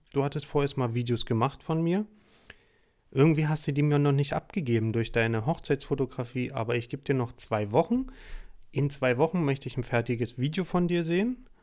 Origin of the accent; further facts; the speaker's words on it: Saxony, Germany; now in Heidelberg, Germany; ich komme ja auch aus Sachsen ursprünglich